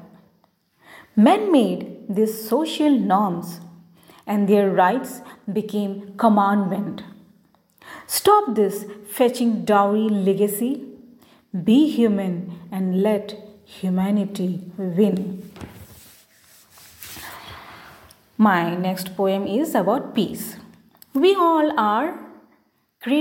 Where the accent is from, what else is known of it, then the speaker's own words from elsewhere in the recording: Margherita, Assam, India; as I am from India, so my accent is not like British or American English.